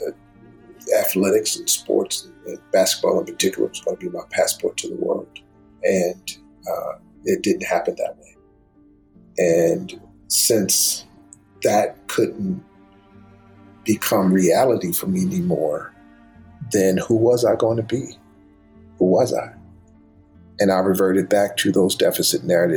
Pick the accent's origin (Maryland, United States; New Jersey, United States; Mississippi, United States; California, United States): Maryland, United States; Baltimore; moved away as an adult; Going to Oral Roberts University was culture shock for a kid growing up in Baltimore